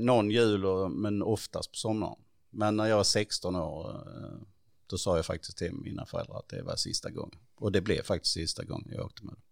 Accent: Stidsvig, Skåne, Sweden; also born or lived in Perstorp / Klippan / Hässleholm; flyttade vi till Stittvi

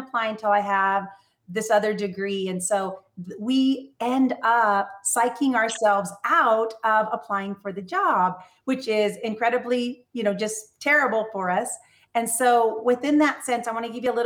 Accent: California, United States; my home state here of California

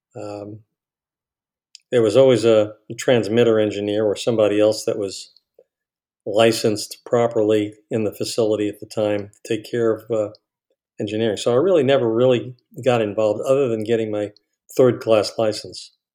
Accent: New York City, New York, United States; moved away as an adult; also born or lived in Miami; my hometown was Far Rockaway.

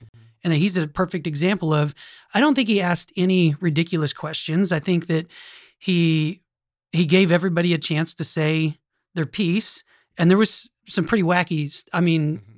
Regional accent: Norman, Oklahoma, United States; that was my hometown

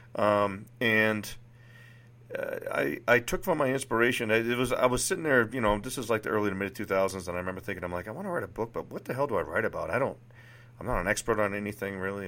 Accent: Litchfield, New Hampshire, United States; moved away; also born or lived in Nashua, New Hampshire; I was born in Nashua, New Hampshire, the youngest of three children. I grew up in one of those sleepy little bedroom, bedroom towns that you always hear about. It was called Litchfield, New Hampshire

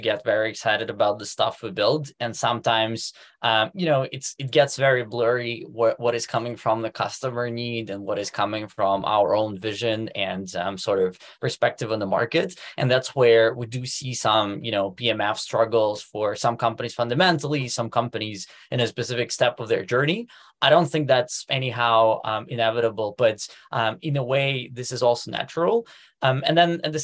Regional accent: Moscow, Russia; moved away as an adult; also born or lived in Silicon Valley, United States; now in Germany; I'm actually originally from Moscow, ran my first business at the age of 17

